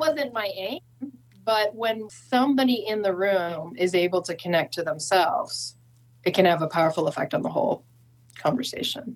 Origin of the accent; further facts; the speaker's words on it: San Francisco, California, United States; now in Santa Cruz, United States; I'm from San Francisco